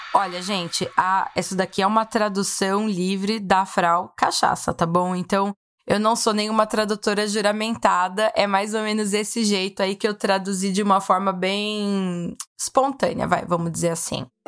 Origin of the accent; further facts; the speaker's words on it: Brazil; now in Austria; Sou brasileira, importo e vendo cachaça desde 2017 na Europa